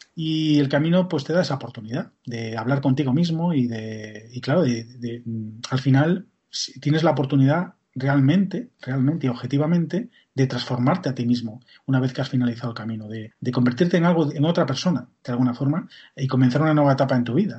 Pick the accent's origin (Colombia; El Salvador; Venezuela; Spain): Spain; Galicia; Como gallego que soy